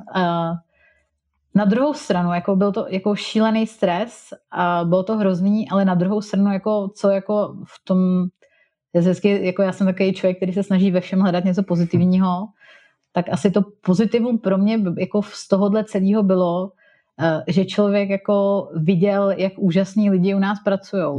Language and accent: Czech; Czechia; moved away as an adult; also born or lived in England / Germany